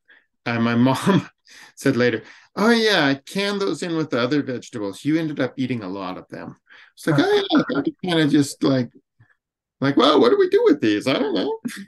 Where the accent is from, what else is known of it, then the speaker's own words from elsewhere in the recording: Western Montana, United States; I grew up here in Western Montana.